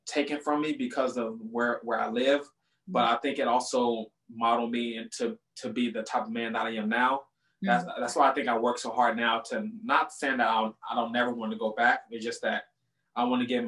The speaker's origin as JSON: {"language": "English", "town": "Compton", "region": "California", "country": "United States", "tie": "born or raised there", "said": "I was born and raised in Compton, California"}